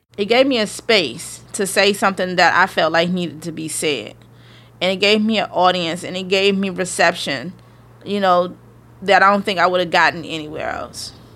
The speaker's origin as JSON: {"language": "English", "country": "United States", "accent": "AAVE", "first_language": "African American Vernacular English", "said": "A A V E, but that's my native language"}